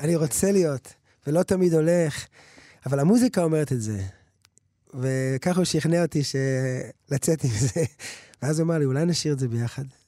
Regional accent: Jerusalem, Jerusalem District, Israel; also born or lived in United States; אנחנו גדל בנחלאות

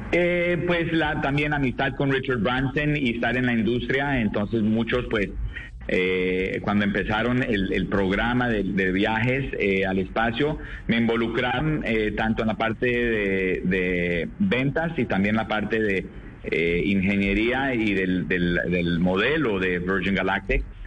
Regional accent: Colombia; siendo el primer colombiano

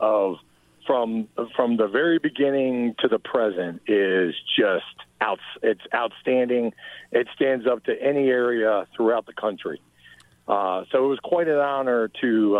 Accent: Northern Virginia, United States; moved away as an adult; also born or lived in Shepherdstown, West Virginia; now in Frederick County, Maryland, United States; I grew up in Northern Virginia

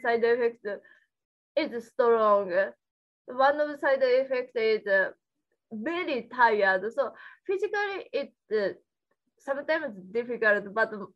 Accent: Japan; English is a second language; moved away as an adult; now in United States; In my country, I grew up in Japan

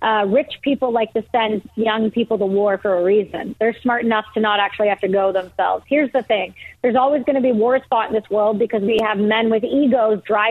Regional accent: Canada; as a Canadian

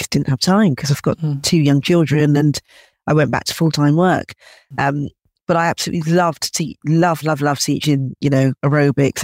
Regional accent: London, United Kingdom; growing up in London

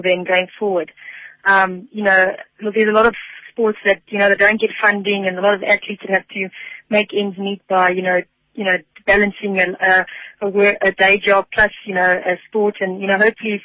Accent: South Africa; my home country

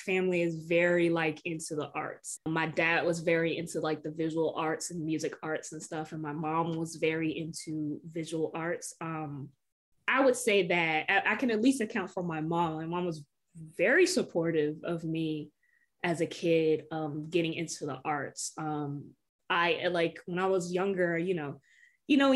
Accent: Norfolk, Virginia, United States; the areas that I was growing up in Norfolk

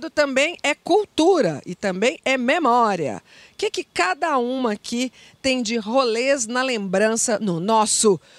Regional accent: Rio de Janeiro, Brazil; Minha infância foi no Engenho de Dentro, subúrbio do Rio, longe do mar e de sorveterias.

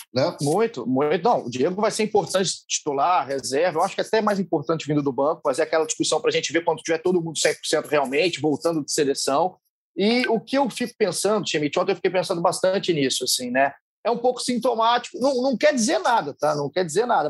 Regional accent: Juiz de Fora, Minas Gerais, Brazil; eu sou de Juiz de Fora.

